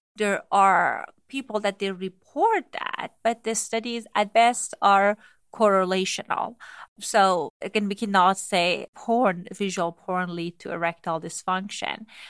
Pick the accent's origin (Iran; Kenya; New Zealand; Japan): Iran; moved away; I grew up in Iran